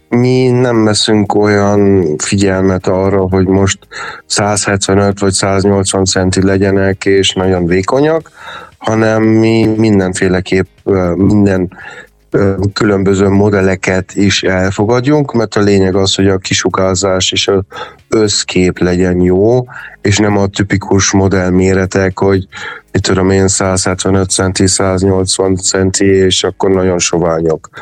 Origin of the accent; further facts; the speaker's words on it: Hungary; moved away; also born or lived in Germany; mindig vissza akartam jönni Magyarországon, meg mégis itt születtem, és ez az otthonom, és azért jöttem haza